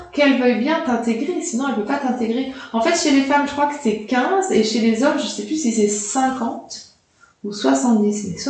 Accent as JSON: {"language": "French", "country": "France", "said": "Et puis les Américains, quand on est petit Français, euh, c'est ça, fait toujours un effet les Américains, je trouve."}